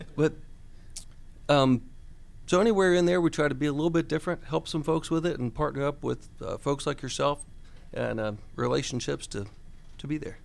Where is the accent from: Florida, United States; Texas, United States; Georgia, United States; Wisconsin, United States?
Georgia, United States; Buford; I grew up in Buford, so I'm a local person who, uh, still has my family here, still have my business here